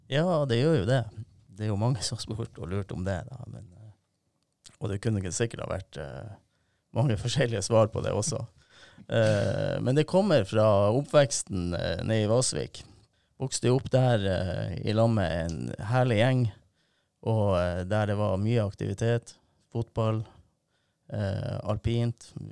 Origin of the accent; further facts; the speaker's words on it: Narvik, Nordland, Norway; vokste jeg opp i Vassvik